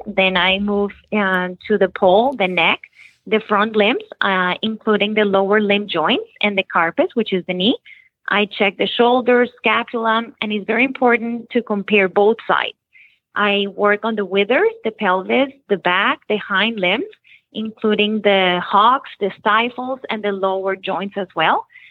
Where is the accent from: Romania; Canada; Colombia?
Colombia; Bogotá, Bogotá Capital District; moved away as an adult; also born or lived in Nashville, Tennessee, United States; now in Florida, United States; I was born in Nashville, Tennessee, uh, but I was raised in Bogota, Colombia.